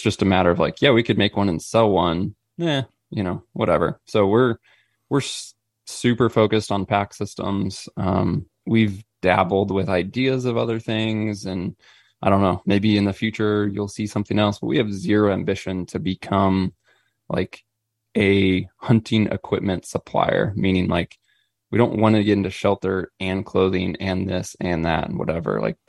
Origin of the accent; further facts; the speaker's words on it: Missouri, United States; I'm born and raised in Missouri.